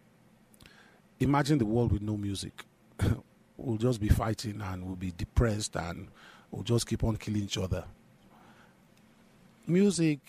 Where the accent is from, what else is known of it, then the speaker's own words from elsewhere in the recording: Nigeria; As a Nigerian